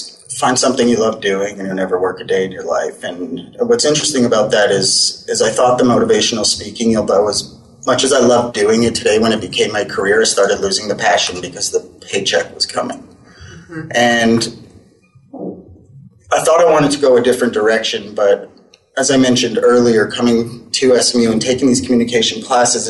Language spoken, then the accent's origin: English; Winnipeg, Manitoba, Canada; moved away; I grew up in Winnipeg. I'm from Canada